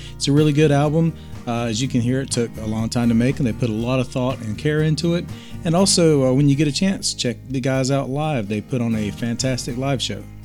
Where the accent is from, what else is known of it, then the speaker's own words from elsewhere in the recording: Plymouth, South West England, United Kingdom; Plymouth, United Kingdom, my hometown.